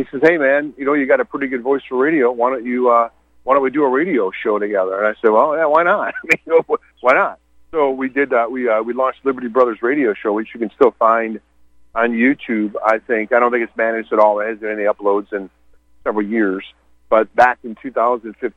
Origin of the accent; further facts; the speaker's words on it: Michigan, United States; moved away as an adult; now in Montana, United States; I grew up in Michigan and left Michigan in about 2012